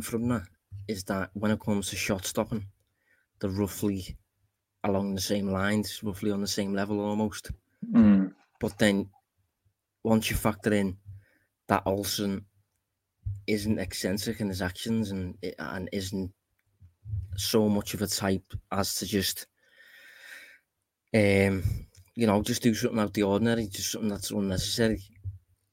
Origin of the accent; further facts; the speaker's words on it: Liverpool, North West England, United Kingdom; I am obviously from Liverpool